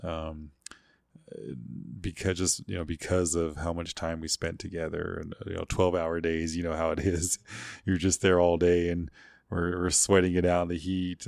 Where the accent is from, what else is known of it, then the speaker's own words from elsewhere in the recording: Cheyenne Arapaho Reservation, Oklahoma, United States; I grew up mostly on the Cheyenne Arapahoe Reservation there.